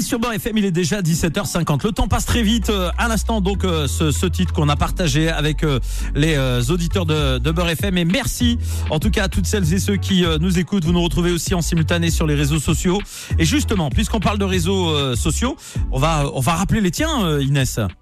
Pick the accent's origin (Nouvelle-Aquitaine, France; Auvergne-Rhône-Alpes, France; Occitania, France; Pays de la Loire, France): Pays de la Loire, France; Nantes; je suis nantais.